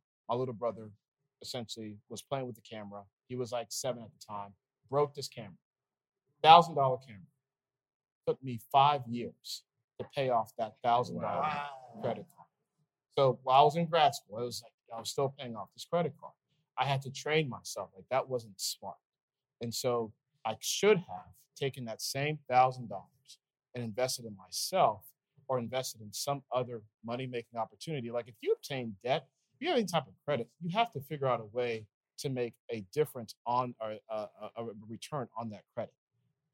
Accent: Nigeria; Here I am, this wide-eyed 17-year-old, admittedly sheltered kid. I'm Nigerian, and you know, there's just a sheltered kid.

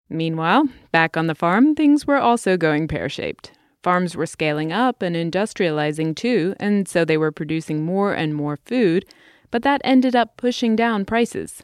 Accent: England, United Kingdom; moved away; In my home country, England

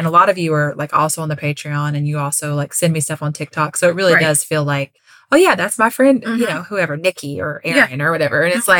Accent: Kentucky, United States; I'm from Kentucky.

